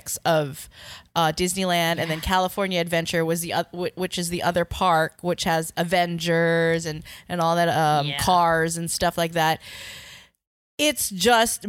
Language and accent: English; Philippines; I'm from the Philippines